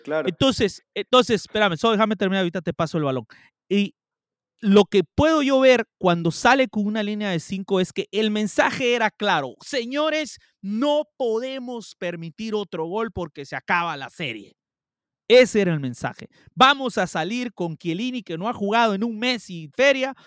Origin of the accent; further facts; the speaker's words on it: Guatemala; yo soy guatemalteco